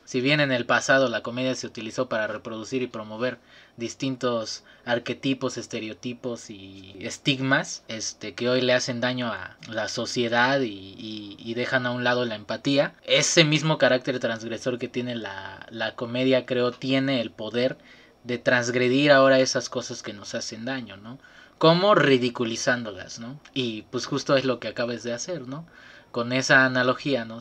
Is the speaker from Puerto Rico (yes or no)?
no; Martínez de la Torre, Veracruz, Mexico; por mi lugar de nacimiento soy Team Calor. Este, soy oriundo de Martínez de la Torre, Veracruz.